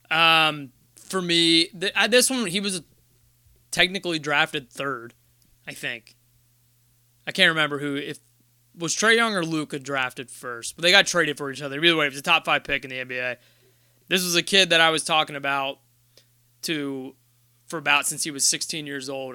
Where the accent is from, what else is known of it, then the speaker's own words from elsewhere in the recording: Ohio, United States; we're from Ohio